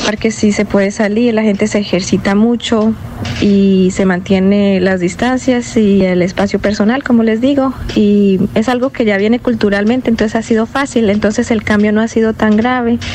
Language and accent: Spanish; Bucaramanga, Santander, Colombia; moved away as an adult; now in Houston, United States; soy de Bucaramanga, pero vivo en Houston